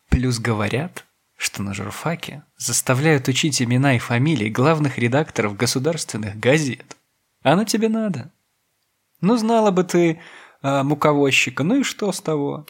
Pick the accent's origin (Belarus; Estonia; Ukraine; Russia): Belarus; Я говорю чисто, потому что я из Беларуси, мы привыкли к чистому.